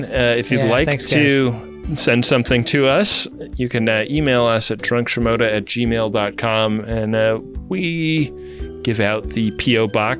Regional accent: Oakland, California, United States; my hometown of Oakland.

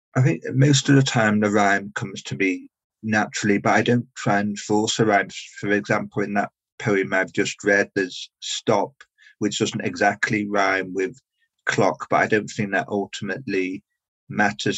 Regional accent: Liverpool, North West England, United Kingdom; now in London, United Kingdom; I live and work in London, but I'm originally from Liverpool

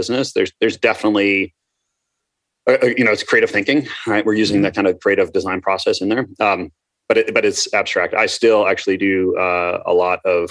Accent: Minnesota, United States; also born or lived in Ambler, Pennsylvania; when I was four, I moved to Minnesota. So I call myself a Midwesterner, right?

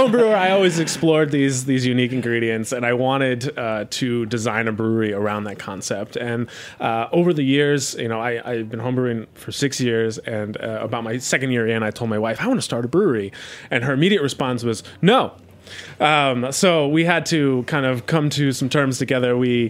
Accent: Cologne, North Rhine-Westphalia, Germany; we were drinking Pilsners most of the time or Kolsch because we're from Cologne, and those are the prominent beers there, and they're delicious.

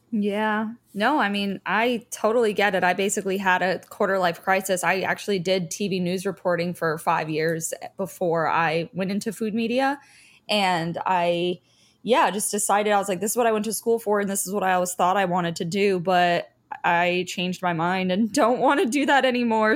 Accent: Fort Lauderdale, Florida, United States; I grew up in Fort Lauderdale, and that's where I am right now

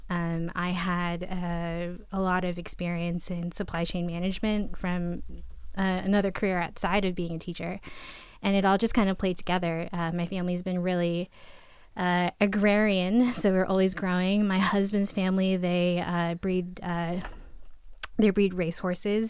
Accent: New York, United States; moved away as an adult; now in Massachusetts, United States; I am originally from New York

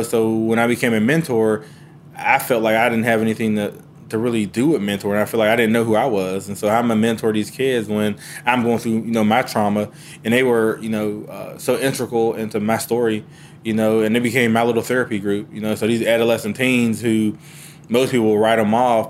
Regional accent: Pittsburgh, Pennsylvania, United States; now in North Carolina, United States; I'm originally from Pittsburgh, Pennsylvania

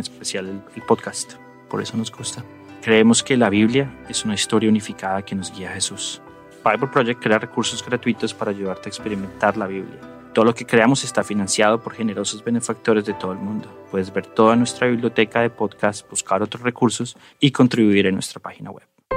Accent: Bogotá, Colombia; now in Denver, United States; nací en Bogotá, Colombia y vivo en Denver, Colorado en Estados Unidos

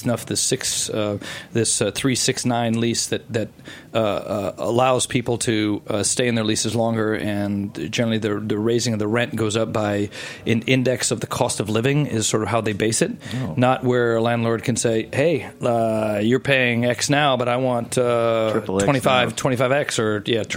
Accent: United States; moved away as an adult; also born or lived in Grenoble, France / Paris, France; I'm an American

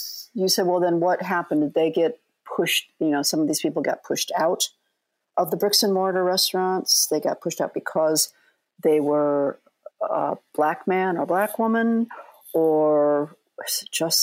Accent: South Bend, Indiana, United States; born or raised there

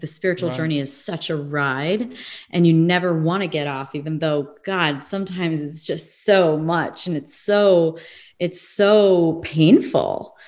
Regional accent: Midwest, United States; also born or lived in England / California; now in Arizona, United States; If I lived in England for a while, I grew up in the Midwest. I lived sort of in the South.

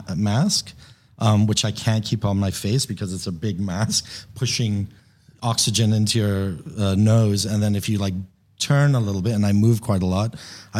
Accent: Papua New Guinea; moved away as an adult; also born or lived in Chicago; I'm American, Persian American. I was born in Chicago, but I was raised in Papua New Guinea in the Pacific Islands.

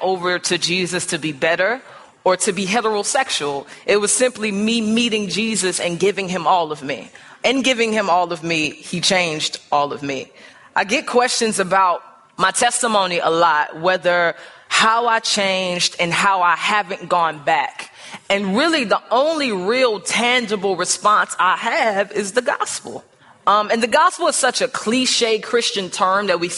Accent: St. Louis, Missouri, United States; now in Chicago, United States; I grew up in St. Louis

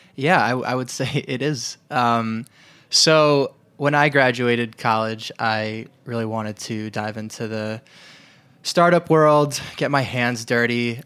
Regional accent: New York, United States; also born or lived in Detroit; I'm originally from New York

